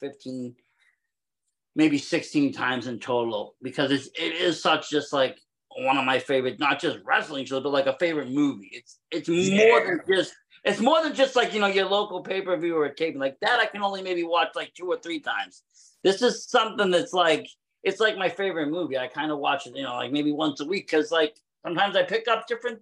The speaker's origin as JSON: {"language": "English", "region": "Massachusetts", "country": "United States", "said": "I'm from Mass"}